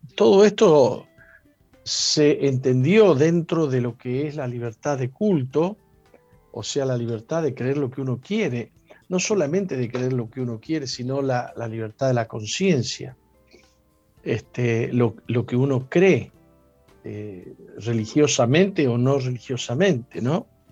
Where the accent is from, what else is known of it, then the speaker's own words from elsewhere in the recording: San Juan, Argentina; San Juan es la tierra donde yo nací.